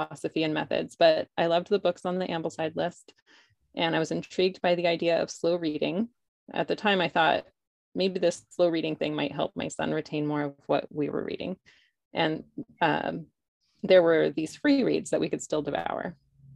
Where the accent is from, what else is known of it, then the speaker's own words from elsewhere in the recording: outside of Toronto, Ontario, Canada; also born or lived in Hawaii; now in Northern California, United States; I'm from outside of Toronto